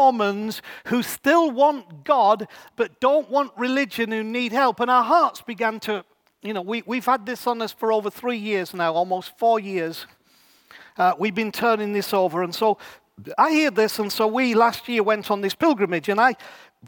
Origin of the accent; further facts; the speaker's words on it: England, United Kingdom; here we are English people